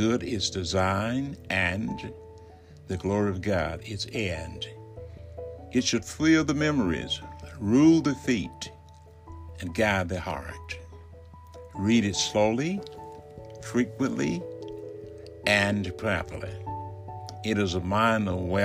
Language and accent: English; Alabama, United States; moved away; I am in my home state of Alabama, recording from my study in the community of which I grew up